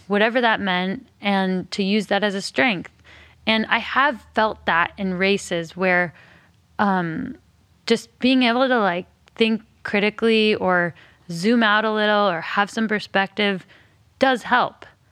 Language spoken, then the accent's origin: English; Alameda, California, United States; also born or lived in Berkeley, California; I was born in Berkeley and grew up on an island called Alameda.